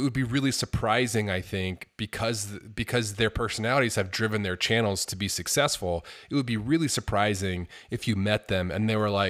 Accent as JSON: {"language": "English", "town": "New York City", "region": "New York", "country": "United States", "said": "as a New Yorker"}